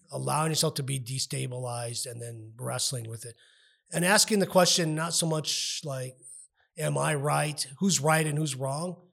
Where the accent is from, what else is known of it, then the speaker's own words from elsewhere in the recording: United States; I'm also an American